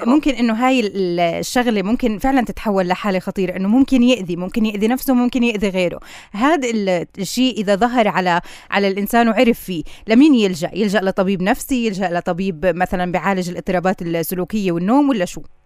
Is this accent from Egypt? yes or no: no; Palestine; عنا بكل فلسطين